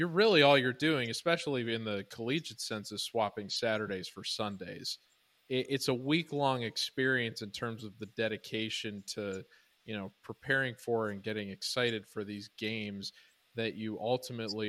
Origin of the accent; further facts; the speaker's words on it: Illinois, United States; I grew up in Illinois